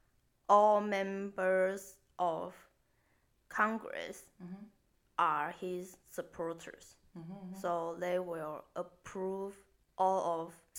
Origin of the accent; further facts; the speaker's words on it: Taiwan; now in Japan; 我身为一个台湾人